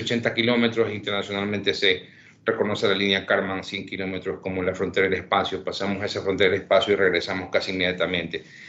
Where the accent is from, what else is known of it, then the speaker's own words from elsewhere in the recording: Ecuador; Yo soy nacido, criado, crecido en Ecuador